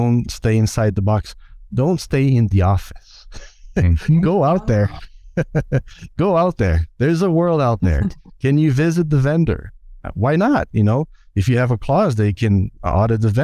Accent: Brazil; I'm from Brazil.

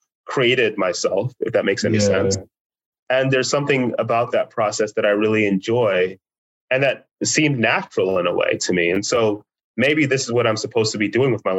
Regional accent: United States; by the time I was a teenager, there were other Nigerian Americans around that I could speak with them

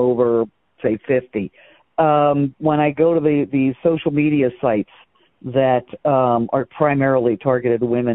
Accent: Baltimore, Maryland, United States; moved away as an adult; also born or lived in Louisville, Kentucky / New Mexico / England; now in Eastern Shore, Maryland, United States; I grew up in downtown Baltimore where there were no horses

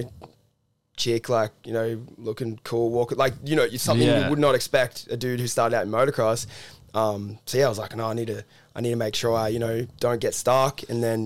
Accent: Cronulla, New South Wales, Australia; I'm from the beaches, like I'm from Cronulla originally

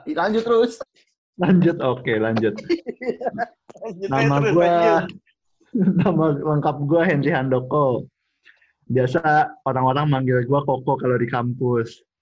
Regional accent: Bekasi, West Java, Indonesia; born there; gue lahir di Bekasi, eh, uh, 29 Oktober 1997 di Rumah Sakit Mitra Bekasi Timur

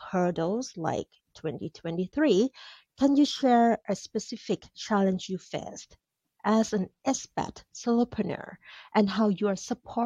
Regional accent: Thailand; moved away as an adult; now in United States

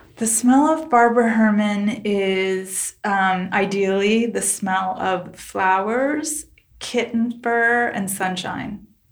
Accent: Ho Chi Minh City, Vietnam; moved away; I was born in Saigon, Vietnam

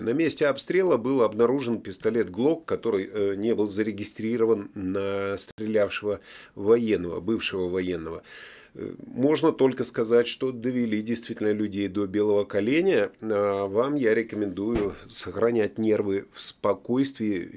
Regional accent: Latvia; now in United Kingdom; Я сам из Латвии, прохладно зимой бывает

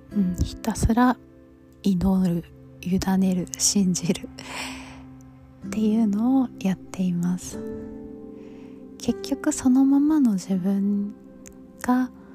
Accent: United States; 中学生からアメリカに住んでた

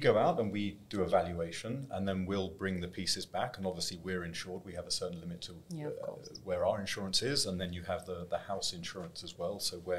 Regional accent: London, United Kingdom; moved away as an adult; also born or lived in Paris / Hong Kong; I'm from London. Started in London, lived in 7 years in Paris, and then I moved to Hong Kong

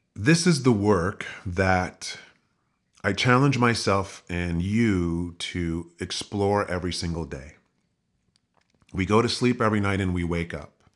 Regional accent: United States; growing up in the United States

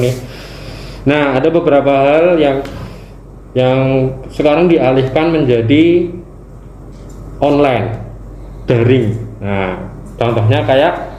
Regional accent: Yogyakarta, Special Region of Yogyakarta, Indonesia; accent: medok; kita dari Jogja ya. Jadi kita dari kontingen dari daerah

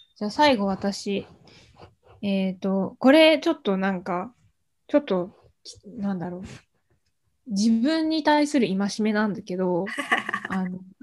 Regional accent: Japan; born or raised there; moved away

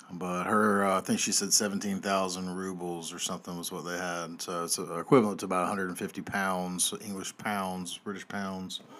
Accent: Southern United States, United States; I'm a Southerner.

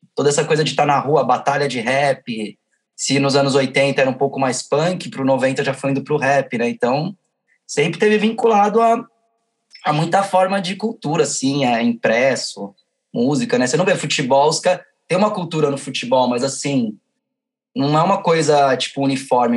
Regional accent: São Paulo, Brazil; sou da Zona Norte

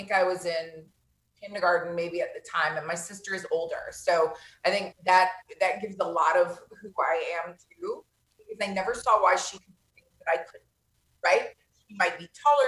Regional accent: Vero Beach, Florida, United States; I was born and raised in Vero Beach, Florida.

